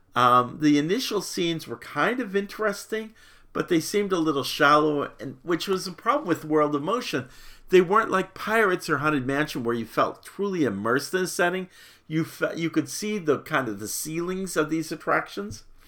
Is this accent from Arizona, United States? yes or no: yes; Arizona, United States; moved away as an adult; also born or lived in Little Rock / Dallas; now in Florida, United States; I was from Arizona